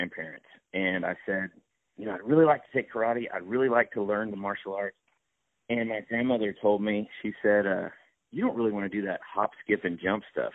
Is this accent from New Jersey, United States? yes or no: no; Victoria, Texas, United States; in my hometown of Victoria, Texas